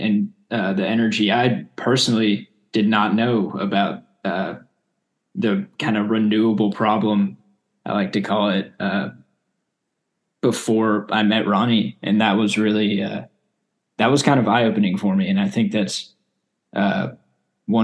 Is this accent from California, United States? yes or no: no; Houston, Texas, United States; also born or lived in Lubbock; I'm from Houston